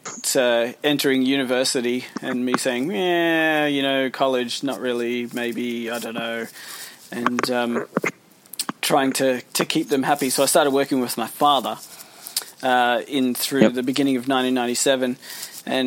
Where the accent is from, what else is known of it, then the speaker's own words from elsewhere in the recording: Australia; also born or lived in United Kingdom; We emigrated when I was, you know, 18 months old, so I'd been in Australia for the whole of my life.